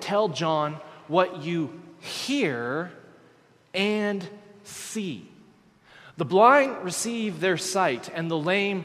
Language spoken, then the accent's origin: English; Texas, United States; I'm from Texas